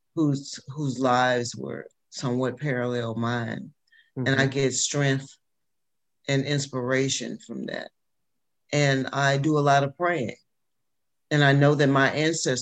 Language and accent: English; Alabama, United States; moved away as an adult; also born or lived in Washington, D.C. / North Carolina / Detroit; I'm from Alabama.